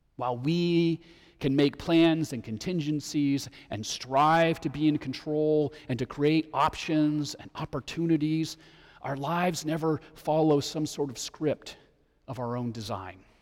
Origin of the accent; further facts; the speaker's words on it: Denver, Colorado, United States; growing up in Denver when I was in high school